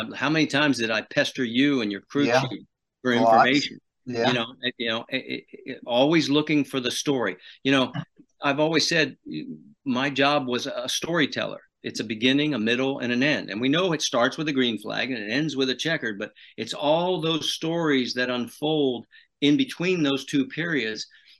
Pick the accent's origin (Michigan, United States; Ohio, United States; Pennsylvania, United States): Pennsylvania, United States; Harrisburg; I grew up in Harrisburg, Pennsylvania.